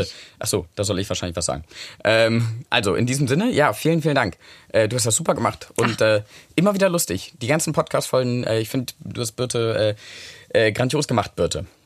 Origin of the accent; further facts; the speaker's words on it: United Kingdom; ich bin doch Brite